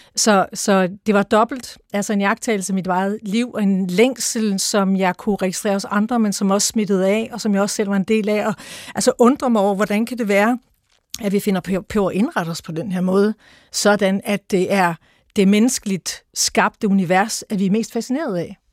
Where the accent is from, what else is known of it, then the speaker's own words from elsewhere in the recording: Mariager Fjord, North Denmark Region, Denmark; Jeg voksede op ved Mariager Fjord.